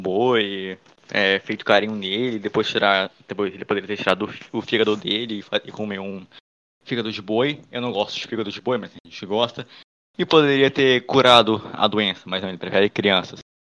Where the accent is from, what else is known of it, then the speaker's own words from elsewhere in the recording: Northeast Region, Brazil; a gente seja do Nordeste